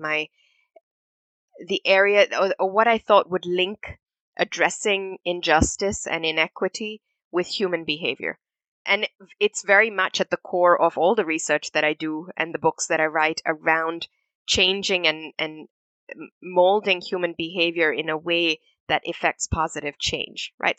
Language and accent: English; Singapore; also born or lived in India / Manchester, United Kingdom; we moved to Singapore as a family in, in 84, and that was home for me. Growing up in Singapore